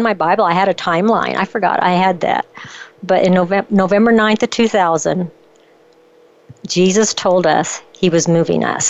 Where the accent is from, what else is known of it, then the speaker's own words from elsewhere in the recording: Kansas, United States; moved away as an adult; now in Idaho, United States; We're Kansans, guys, born and raised in Kansas.